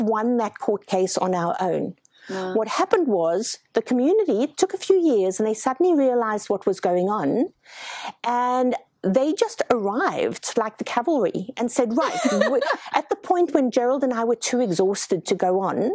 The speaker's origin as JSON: {"language": "English", "country": "South Africa", "tie": "born or raised there", "moved": "yes", "lives_now": "Australia", "said": "I come from South Africa."}